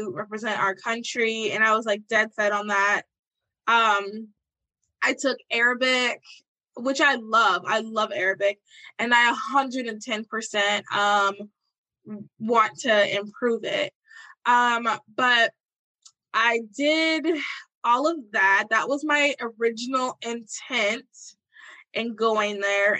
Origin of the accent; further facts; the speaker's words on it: Charlotte, North Carolina, United States; moved away as an adult; also born or lived in New Jersey; I'm from Charlotte, North Carolina.